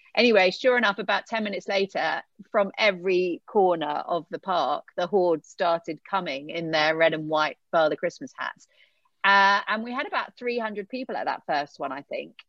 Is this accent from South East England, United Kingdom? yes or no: yes; Eastbourne, South East England, United Kingdom; moved away as an adult; I grew up in Eastbourne